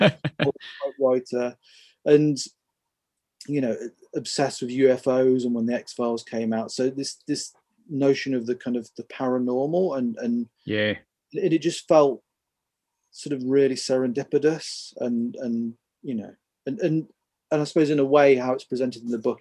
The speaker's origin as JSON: {"language": "English", "region": "Midlands", "country": "United Kingdom", "tie": "born or raised there", "said": "I grew up in the Midlands, like in a small town nearish the countryside."}